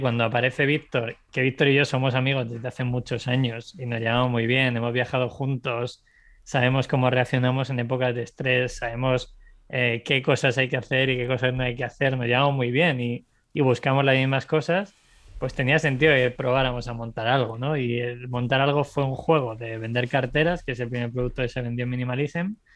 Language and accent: Spanish; Segovia, Castile and León, Spain; moved away as an adult; also born or lived in Ireland; Yo venía de Segovia, que es una ciudad de 60.000 habitantes